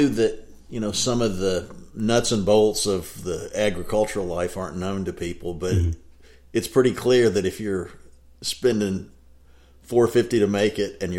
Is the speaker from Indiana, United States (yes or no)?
no; Jasper, Alabama, United States; born there; I was born in northeast Alabama or north central Alabama, Jasper, Alabama.